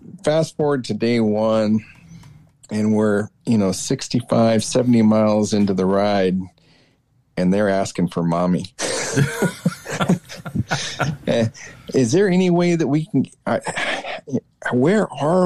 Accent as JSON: {"language": "English", "town": "Lancaster", "region": "California", "country": "United States", "tie": "born or raised there", "also_born_or_lived": "Central Oregon", "moved": "yes", "lives_now": "Oregon, United States", "said": "I grew up in the Mojave Desert in Lancaster, California."}